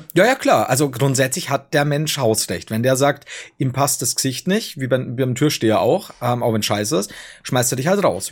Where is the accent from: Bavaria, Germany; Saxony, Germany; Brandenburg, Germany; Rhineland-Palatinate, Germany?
Bavaria, Germany; Regensburg; bei uns in Regensburg